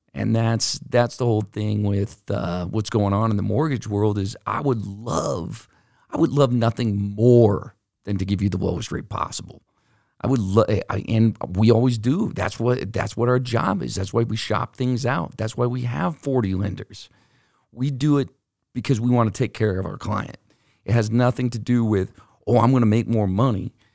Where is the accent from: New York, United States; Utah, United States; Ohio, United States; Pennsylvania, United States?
Utah, United States; we're from Utah